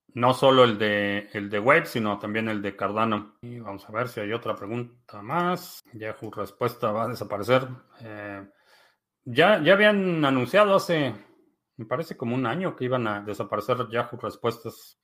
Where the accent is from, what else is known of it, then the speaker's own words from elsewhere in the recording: Mexico; now in United States; nací en México, vivo en Estados Unidos